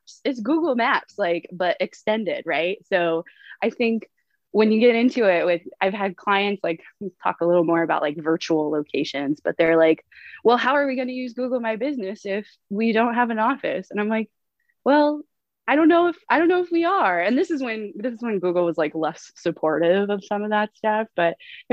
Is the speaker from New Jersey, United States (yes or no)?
no; upstate New York, United States; moved away as an adult; now in San Diego, United States; Grew up in upstate New York